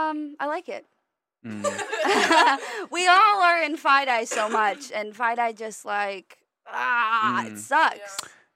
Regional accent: Northern Virginia, United States; I'm from Northern Virginia, right outside of Washington, D.C.

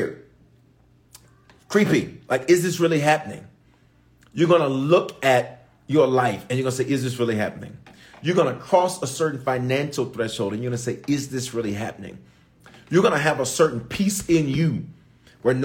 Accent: Memphis, Tennessee, United States; also born or lived in Aurora, Colorado; now in Denver, United States; I was born in Aurora, raised in Memphis

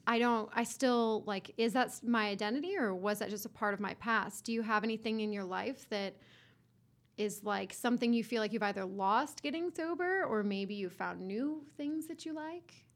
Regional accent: Johns Creek, Georgia, United States; I grew up in Johns Creek.

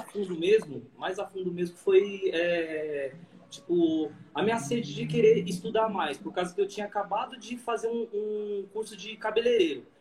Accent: Caieiras, São Paulo, Brazil; sou daqui de Caeira, São Paulo

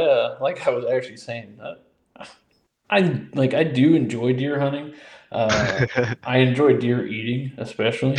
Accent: Indiana, United States; moved away as an adult; also born or lived in Peoria, Illinois; now in Louisiana, United States; I was born and raised in Indiana, spent 18 beautiful years there

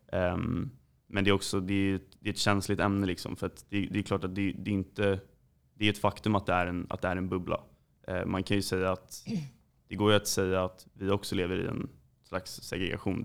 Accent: Djursholm, Stockholm County, Sweden; vi kommer från Djursholm

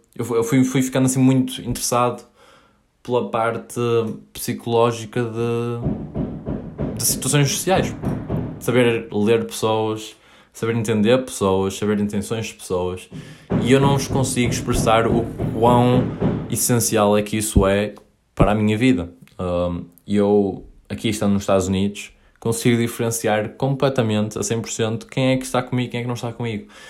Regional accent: Paços de Ferreira, Norte, Portugal; moved away as an adult; also born or lived in Coimbra / Maia; now in United States; eu nasci em Coimbra, vivi lá até aos 3 anos e mudei-me para Passos Ferreira

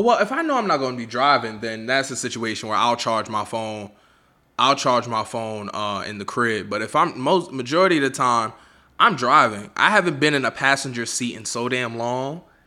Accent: New York City, New York, United States; I'm from Harlem

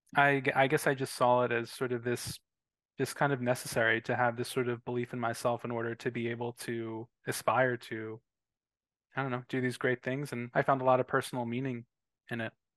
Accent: Philadelphia, Pennsylvania, United States; I'm from Philadelphia

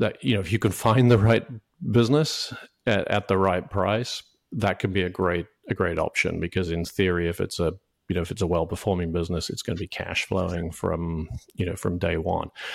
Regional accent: United Kingdom; moved away as an adult; also born or lived in New York; now in United States; I, I grew up in the U K

